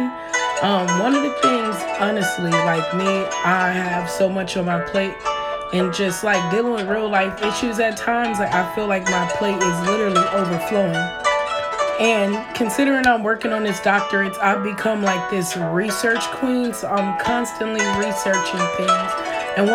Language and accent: English; United States; growing up on the South Side